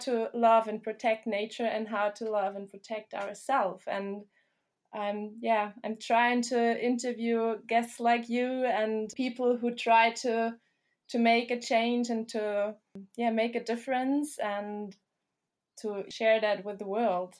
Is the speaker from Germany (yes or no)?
yes; Germany; now in New Zealand; I am from Germany